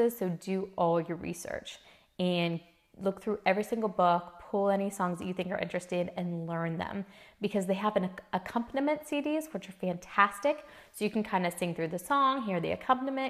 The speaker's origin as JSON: {"language": "English", "region": "Midwest", "country": "United States", "said": "I'm from the Midwest"}